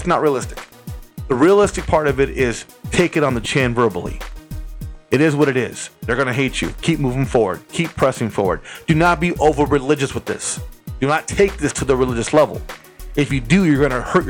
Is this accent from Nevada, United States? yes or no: yes; Las Vegas, Nevada, United States; I'm from Las Vegas